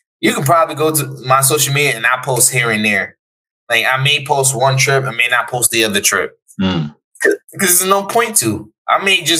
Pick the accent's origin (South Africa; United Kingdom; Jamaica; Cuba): Jamaica; now in United States; I am Jamaican and I live in America